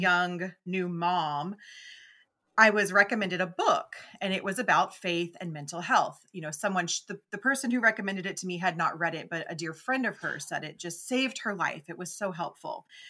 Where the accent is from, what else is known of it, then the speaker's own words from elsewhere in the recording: Memphis, Tennessee, United States; I'm mm. from the South. I grew up in Memphis